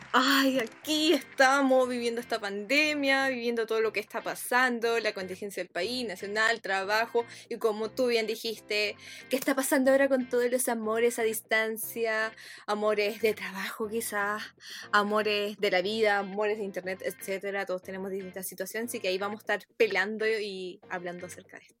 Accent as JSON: {"language": "Spanish", "country": "Chile", "said": "como mujer chilena y bien aguerrida para sus cosas"}